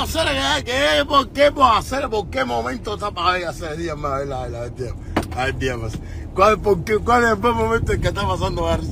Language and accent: Spanish; Havana, Cuba; Yo soy de La Habana, de Cuba, de La Habana